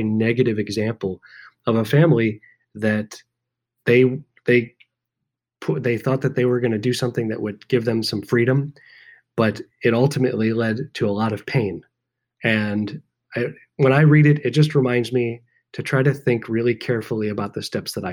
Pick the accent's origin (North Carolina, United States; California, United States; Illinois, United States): Illinois, United States; Chicago; I'm from Chicago